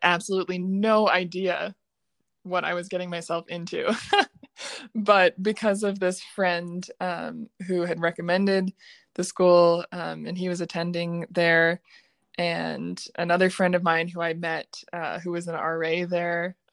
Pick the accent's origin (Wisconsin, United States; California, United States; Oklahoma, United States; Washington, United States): Washington, United States; Everett; moved away as an adult; also born or lived in Kentucky / New York City; now in Phoenix, United States; I was born in Kentucky. That's where I was born. And then I grew up in Washington State, in the Everett area. So that's where I lived my whole life until I was 18.